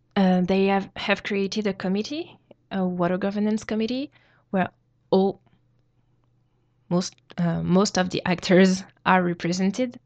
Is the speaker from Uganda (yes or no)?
no; New Caledonia; I come from New Caledonia